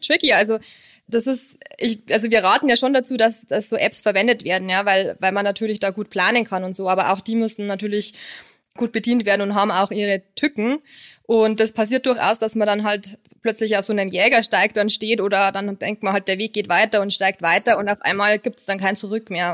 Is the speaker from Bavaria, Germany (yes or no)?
yes; Lower Bavaria, Germany; moved away as an adult; now in Munich, Germany; komme ursprünglich aus Niederbayern